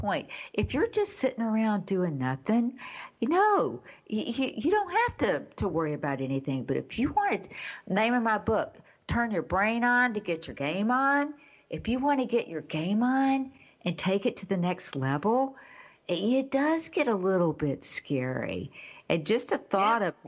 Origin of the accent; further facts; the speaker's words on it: Texas, United States; I grew up in Texas